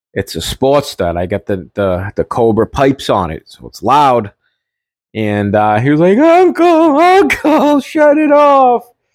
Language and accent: English; Everett, Massachusetts, United States; now in Melrose, United States; I'm from Everett, always to the bones from Everett, but I live in Melrose.